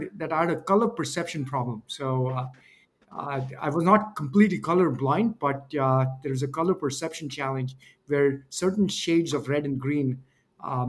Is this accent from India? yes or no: yes; India; moved away as an adult; also born or lived in Wisconsin, United States; I came from India